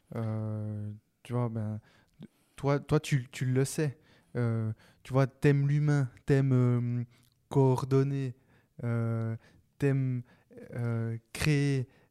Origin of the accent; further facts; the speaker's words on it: Neuchâtel, Switzerland; je suis de Neuch